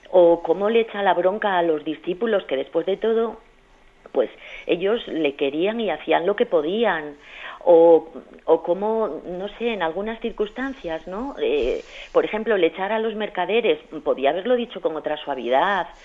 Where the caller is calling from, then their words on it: Madrid, Community of Madrid, Spain; de Madrid.